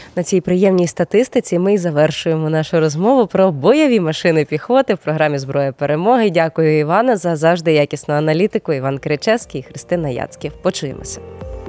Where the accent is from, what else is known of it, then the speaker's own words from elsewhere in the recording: Crimea, Ukraine; moved away; мої земляки з моєї малої батьківщини з окупованого поки що Криму